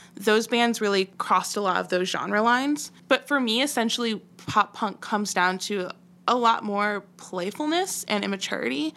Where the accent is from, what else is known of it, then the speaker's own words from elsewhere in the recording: Chicago, Illinois, United States; I grew up in Chicago